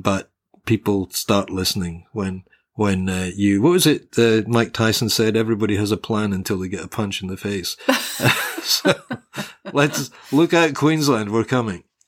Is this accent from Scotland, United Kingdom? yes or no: yes; Glasgow, Scotland, United Kingdom; also born or lived in Hobart, Australia; now in Australia; Glasgow, uh, which is basically my hometown, it's what my spiritual home in Scotland. When I was a kid, Glasgow had a population of about just under a million people.